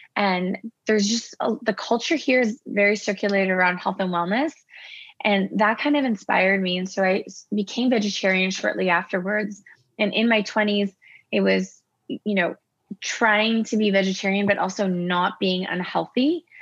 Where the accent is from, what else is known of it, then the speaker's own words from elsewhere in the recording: Toronto, Ontario, Canada; also born or lived in Iran; I grew up in Toronto